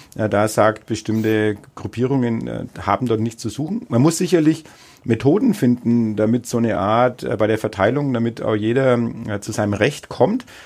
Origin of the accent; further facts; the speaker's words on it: Bad Windsheim / Neustadt an der Aisch, Bavaria, Germany; aus meinem Heimatort äh, auch berichten. Also selbst in Bad Windsheim, genauso wie in Neustadt-Eich.